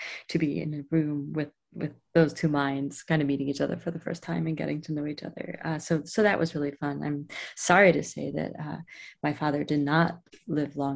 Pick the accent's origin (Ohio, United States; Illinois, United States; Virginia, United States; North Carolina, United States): Ohio, United States; Cleveland; moved away; I'm from Ohio, outside of Cleveland